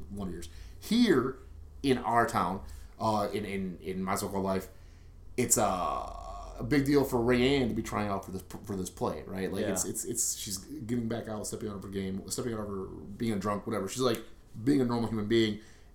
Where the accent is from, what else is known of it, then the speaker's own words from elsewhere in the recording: Milwaukee, Wisconsin, United States; We're from River West. We're from Milwaukee. This is our place. We love our city.